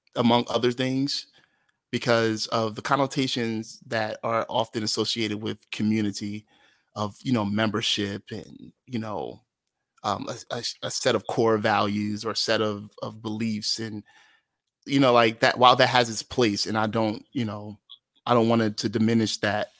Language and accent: English; Atlantic City, New Jersey, United States; born or raised there; moved away as an adult; also born or lived in Brigantine, New Jersey / Philadelphia, Pennsylvania